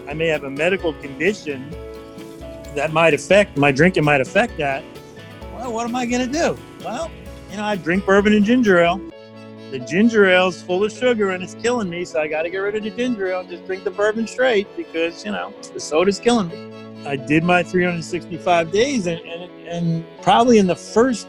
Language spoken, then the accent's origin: English; New York, United States; I'm from New York.